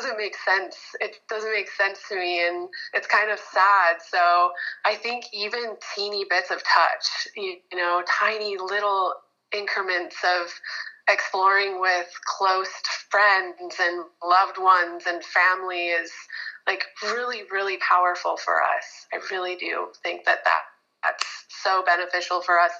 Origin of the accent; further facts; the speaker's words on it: Michigan, United States; now in Hawaii, United States; I was born and raised in Michigan, really like traditional Midwestern family. And when I moved to Hawaii